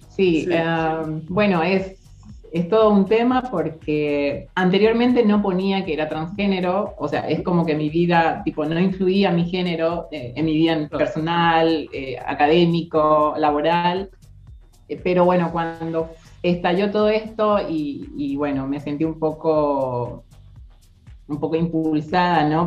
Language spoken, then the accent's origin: Spanish; Paraguay; moved away as an adult; now in Argentina; soy paraguaya, como acaban de mencionar, y tengo 32 años, llegué en el 2016 en febrero eh, con la idea de trabajar, estudiar y tener una vida normal en Argentina